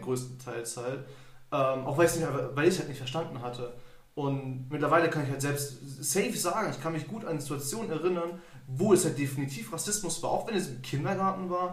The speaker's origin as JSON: {"language": "German", "country": "Germany", "tie": "born or raised there", "said": "ich bin Deutscher, ich bin in Deutschland geboren"}